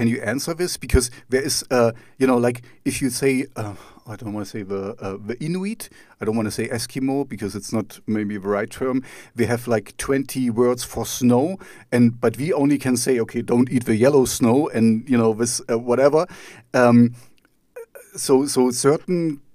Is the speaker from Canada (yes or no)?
no; East Germany, Germany; first language German; English is a second language; I'm East German